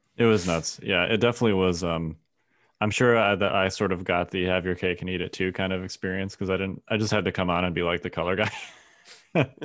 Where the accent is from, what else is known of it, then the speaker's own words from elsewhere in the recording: Chicago, Illinois, United States; I grew up in Chicago